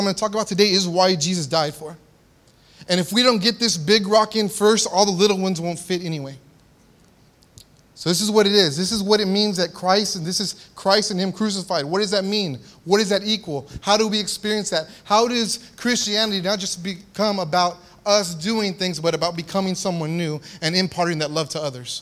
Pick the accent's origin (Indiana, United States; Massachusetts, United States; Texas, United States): Texas, United States; San Antonio; I grew up in South Texas, San Antonio, Texas.